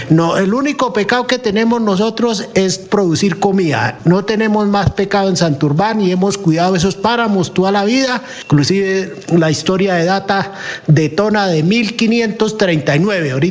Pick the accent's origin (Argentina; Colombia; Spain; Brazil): Colombia; Nosotros somos colombianos, somos minoría y lo único que producimos es comida, no es más.